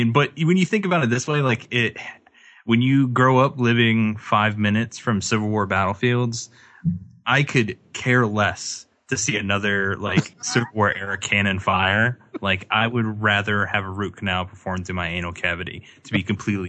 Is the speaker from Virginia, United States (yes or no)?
yes; Central Virginia, United States; Yeah, no, definitely Central Virginia for me. That's basically where I'm out of.